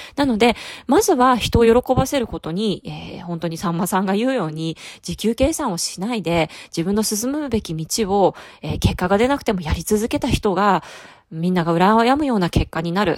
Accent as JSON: {"language": "Japanese", "region": "Fukuoka", "country": "Japan", "said": "私ちょっと博多っ子なんですけれども"}